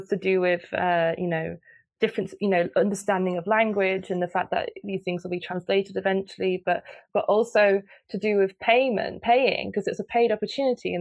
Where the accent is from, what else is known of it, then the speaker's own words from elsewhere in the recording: United Kingdom; now in Netherlands; I'm British, so I live in the Netherlands and I moved to the Netherlands